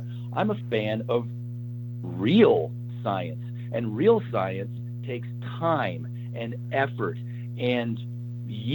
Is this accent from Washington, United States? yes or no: no; Oklahoma, United States; I'm originally from Oklahoma